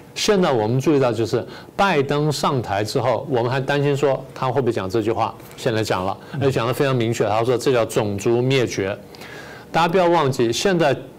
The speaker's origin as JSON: {"language": "Chinese", "country": "Taiwan", "said": "我们台湾人自己"}